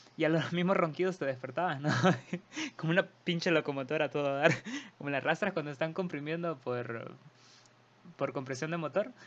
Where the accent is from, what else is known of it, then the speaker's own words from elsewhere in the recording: Honduras; somos de Honduras y son nuestras palabras y nuestra forma, nuestro sazón